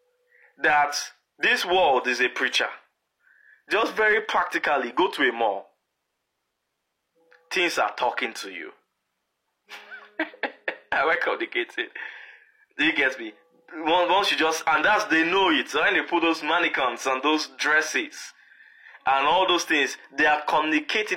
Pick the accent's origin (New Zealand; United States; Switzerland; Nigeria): Nigeria; Lagos; moved away as an adult; now in Canada; When we were growing up in Lagos